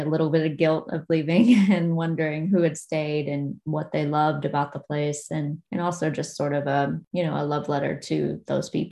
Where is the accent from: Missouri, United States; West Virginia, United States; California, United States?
West Virginia, United States; Logan County; also born or lived in Abingdon, Virginia; now in Boston, United States; And I grew up in Logan County, which is next door to McDowell County